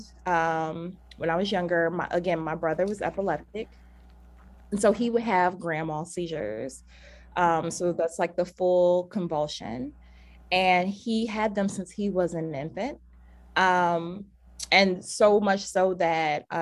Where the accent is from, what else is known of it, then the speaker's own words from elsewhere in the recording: Cleveland, Ohio, United States; now in Minnesota, United States; I was born and raised in Cleveland, Ohio.